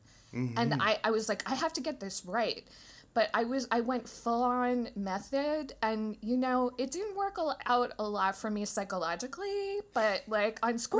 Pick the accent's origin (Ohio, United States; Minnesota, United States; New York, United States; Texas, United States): New York, United States; New York City; now in Los Angeles, United States; You have to be funny growing up in Manhattan.